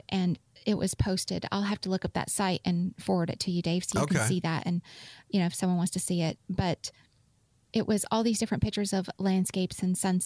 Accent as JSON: {"language": "English", "region": "Utah", "country": "United States", "tie": "born or raised there", "said": "I grew up in Utah."}